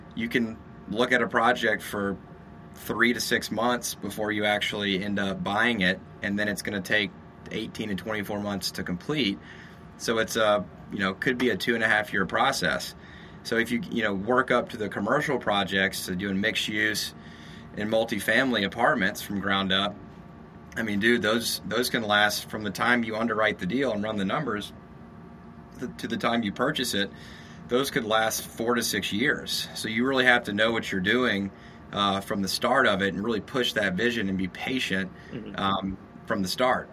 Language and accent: English; Shreveport, Louisiana, United States; moved away as an adult; also born or lived in San Diego, California / Texas; now in Austin, United States; I'm from Louisiana, Shreveport, Louisiana